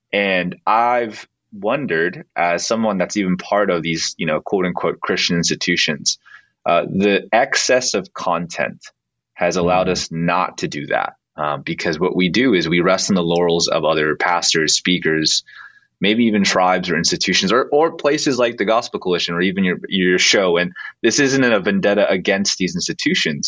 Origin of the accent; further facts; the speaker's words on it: Bay Area, California, United States; I'm from the Bay Area, so it's kind of a home for me